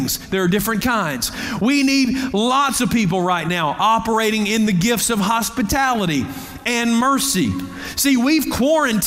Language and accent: English; United States; American Christians